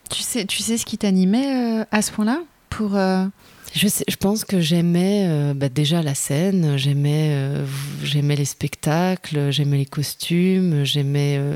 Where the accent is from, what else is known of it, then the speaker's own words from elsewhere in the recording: Lyon, Auvergne-Rhône-Alpes, France; moved away as an adult; also born or lived in Geneva, Switzerland; now in Montreuil, France; J'étais loin de ma ville natale, même si Genève-Lyon, c'est vite fait